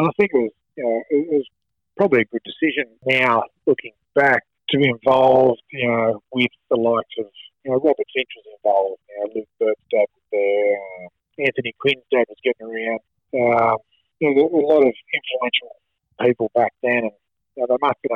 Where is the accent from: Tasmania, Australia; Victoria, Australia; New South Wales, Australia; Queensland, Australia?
New South Wales, Australia; Toronto; also born or lived in Belmont, New South Wales; I grew up around the Turalba, the west lake, the west side of the lake